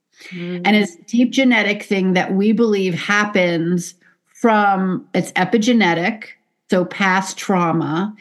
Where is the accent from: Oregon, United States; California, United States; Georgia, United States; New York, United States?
New York, United States; New York City; I grew up in the Bronx